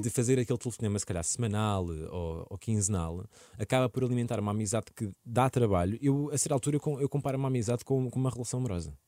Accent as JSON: {"language": "Portuguese", "region": "Lisbon", "country": "Portugal", "tie": "born or raised there", "said": "Eu cresci em Lisboa"}